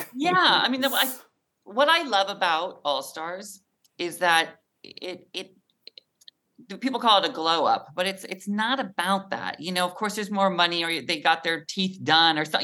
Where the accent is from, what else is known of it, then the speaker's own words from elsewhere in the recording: Mount Vernon, Washington, United States; moved away; I'm from Mount Vernon, Washington, about an hour north of where you are in Seattle